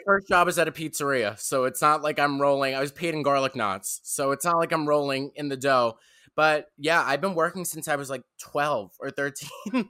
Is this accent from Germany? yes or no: no; New York City, New York, United States; I'm from Staten Island, New York